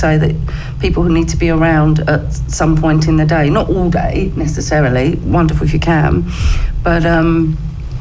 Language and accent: English; Romford, London, United Kingdom; also born or lived in Hornchurch; now in Brentwood, United Kingdom; I was born in Romford, but I live in Brentwood now.